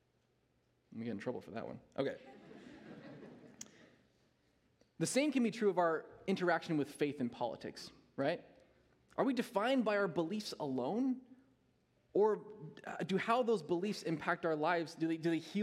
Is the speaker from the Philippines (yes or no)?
no; United States; as an American church